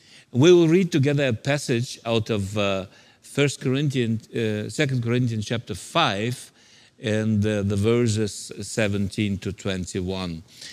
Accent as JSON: {"language": "English", "region": "Siberia", "country": "Russia", "tie": "born or raised there", "also_born_or_lived": "Central Asia", "second_language": "English", "moved": "yes", "said": "I'm from a Soviet background, so I was born in Siberia in a labor camp and then moved to Central Asia."}